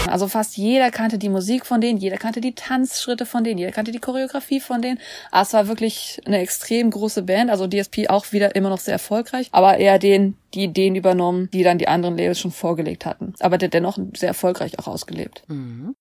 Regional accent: Germany; wir sind jetzt aber Deutsche.

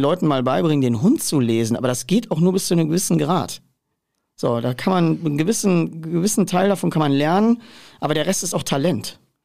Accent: central Ruhr area, North Rhine-Westphalia, Germany; ich komme ja aus der Mitte des Ruhrgebiets

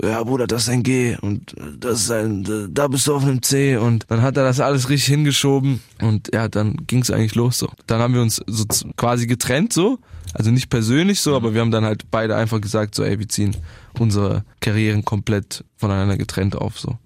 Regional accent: Bietigheim-Bissingen, Baden-Württemberg, Germany; bei uns in Bietigheim

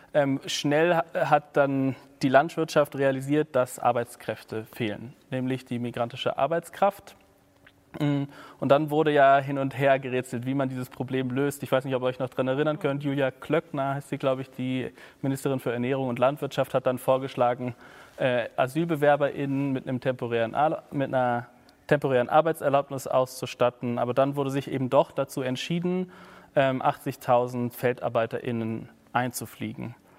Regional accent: Berlin, Germany; also born or lived in Leipzig; ich bin in Berlin groß geworden, in Westberlin

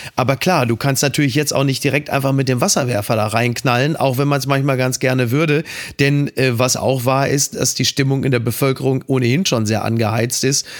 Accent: Germany

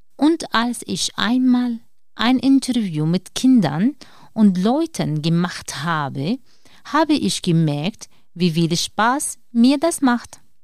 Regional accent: Syria; German is a second language; moved away as an adult; now in Germany; ich komme aus Syrien.

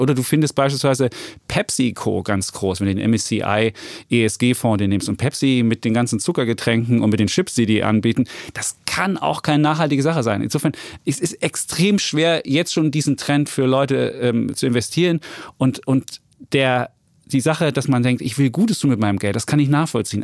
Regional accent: East Germany, Germany; ich komme aus Ostdeutschland

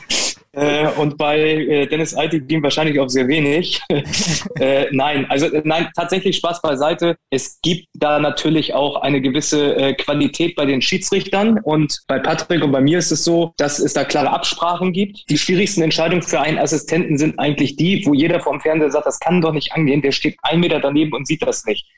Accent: Hamburg, Germany; wir kommen beide aus Hamburg

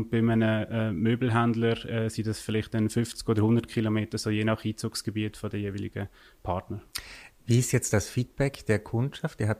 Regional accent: Basel-Landschaft, Switzerland; wie man vielleicht im Akzent auch hören ich komme aus der Region Basel, Kanton Basel-Land.

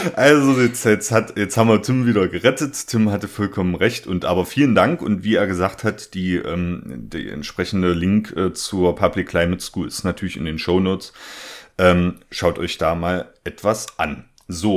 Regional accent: Germany; now in Leipzig, Germany; auch meine, meine Heimatregion, da komme ich auch her

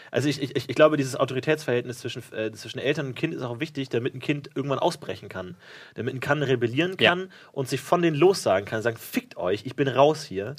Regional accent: Bavaria, Germany; ich bin ja in Bayern aufgewachsen

